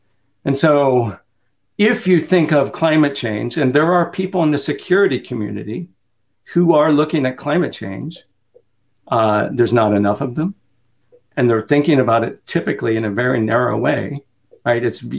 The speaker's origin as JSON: {"language": "English", "region": "Kansas", "country": "United States", "tie": "born or raised there", "said": "And so my brother in Kansas, right? I grew up in Kansas."}